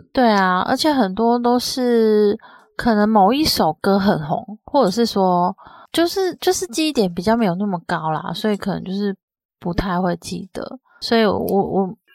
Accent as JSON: {"language": "Chinese", "region": "southern Taiwan", "country": "Taiwan", "tie": "born or raised there", "moved": "yes", "said": "我之前在小，比较小的时候在南部"}